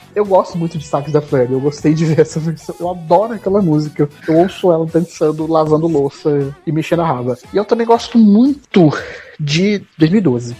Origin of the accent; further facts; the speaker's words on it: Assis, São Paulo, Brazil; Assis, que é no interior do interior de São Paulo